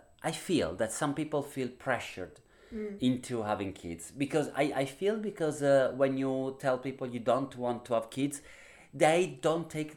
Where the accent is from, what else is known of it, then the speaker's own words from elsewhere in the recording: Italy; we are from Italy